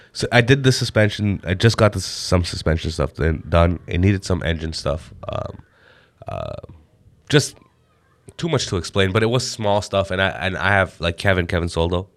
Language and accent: English; Canada; I'm an Indian guy, born and raised in Canada